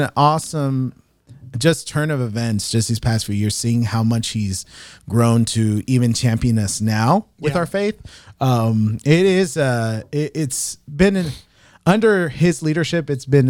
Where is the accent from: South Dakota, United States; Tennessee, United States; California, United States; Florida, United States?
California, United States; Southern; now in Illinois, United States; I am from California. Southern California.